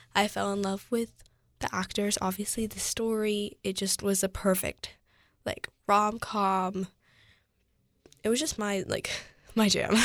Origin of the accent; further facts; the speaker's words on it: United States; I'm Asian American, I'm fifty percent Korean, fifty percent Caucasian